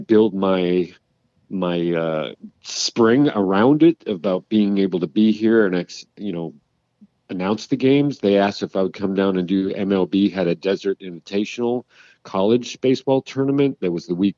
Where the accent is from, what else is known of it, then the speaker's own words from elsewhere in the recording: Minnesota, United States; my brothers who are also Vikings fans growing up in Minnesota